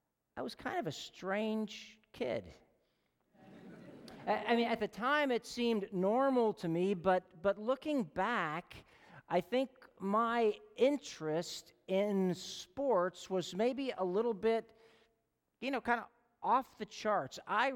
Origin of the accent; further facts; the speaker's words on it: Chicago, Illinois, United States; in my hometown newspaper, the Chicago Tribune that came to our house